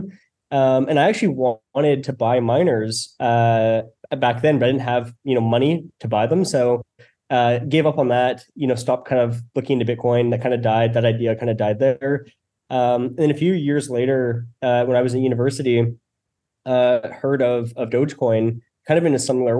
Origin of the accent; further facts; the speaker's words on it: Canada; I'm from Canada.